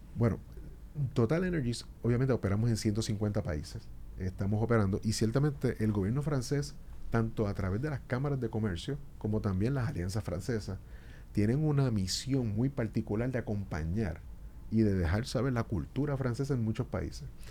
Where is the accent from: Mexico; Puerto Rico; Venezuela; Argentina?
Puerto Rico; now in Dominican Republic; Puerto Rico, que yo soy, puertorriqueño